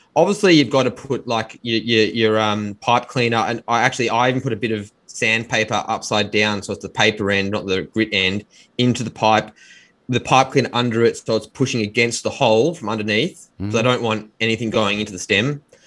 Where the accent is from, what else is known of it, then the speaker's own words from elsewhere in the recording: Melbourne, Victoria, Australia; born and bred in Melbourne, Australia